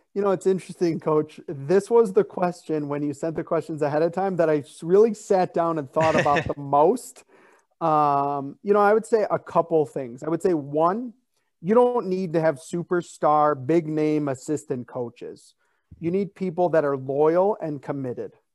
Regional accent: Chicago, Illinois, United States; I'm from Chicago

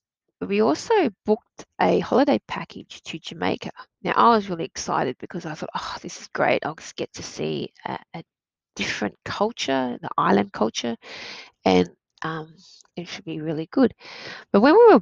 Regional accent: Australia; I grew up in Australia

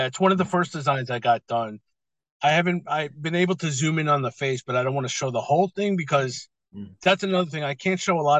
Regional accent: New York, United States; now in Las Vegas, United States; I'm in Las Vegas right now. I'm originally from New York

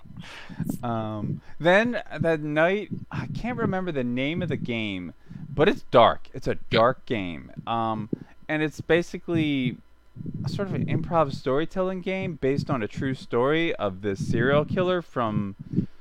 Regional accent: Philadelphia, Pennsylvania, United States; I'm from Philadelphia

